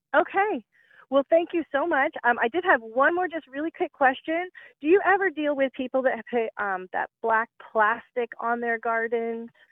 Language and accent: English; Warner Robins, Georgia, United States; born or raised there; now in Indiana, United States